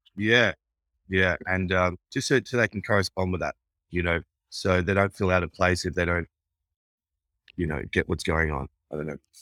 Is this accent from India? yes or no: no; Brisbane, Queensland, Australia; moved away as an adult; also born or lived in Rabaul, Papua New Guinea / New York, United States / London, United Kingdom; now in Los Angeles, United States; I grew up in Brisbane, Queensland